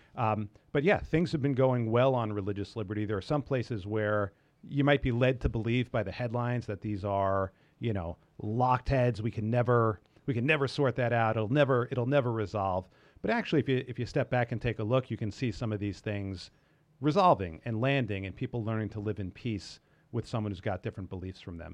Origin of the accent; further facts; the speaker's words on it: New York, United States; I grew up in New York